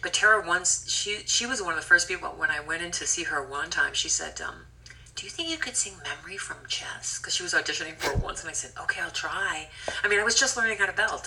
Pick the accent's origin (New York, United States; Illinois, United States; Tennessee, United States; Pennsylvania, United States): Pennsylvania, United States; Scranton; moved away; I came from Pennsylvania, Scranton, Pennsylvania. Nobody in my high school was really doing with doing the musical theater